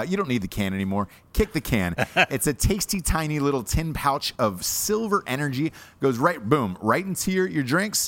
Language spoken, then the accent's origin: English; Midwest, United States; Midwest, just like me